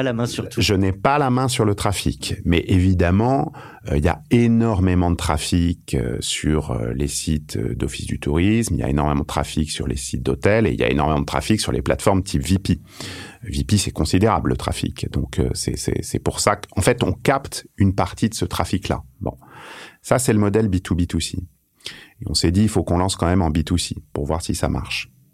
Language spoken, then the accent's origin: French; France; on a la chance d'être français. C'est une chance inouïe d'habiter en France